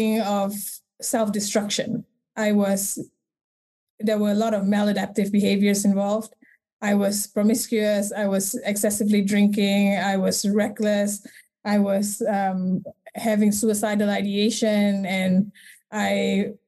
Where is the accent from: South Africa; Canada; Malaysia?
Malaysia; I was born and raised in Malaysia